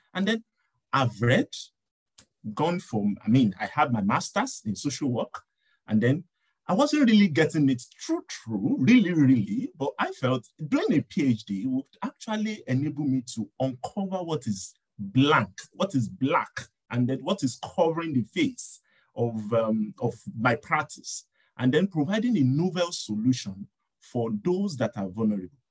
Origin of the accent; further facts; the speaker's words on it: Nigeria; now in Montreal, Canada; I'm from Nigeria and I'm a doctoral student